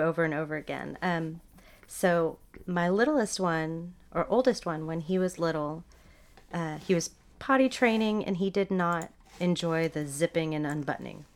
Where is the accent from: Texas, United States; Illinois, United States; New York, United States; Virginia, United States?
Texas, United States; Dallas; also born or lived in Hong Kong / Seattle; now in Austin, United States; I grew up in D F